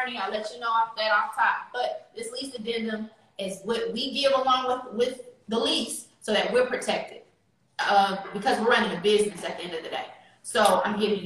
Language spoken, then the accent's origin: English; Richmond, California, United States; I'm from California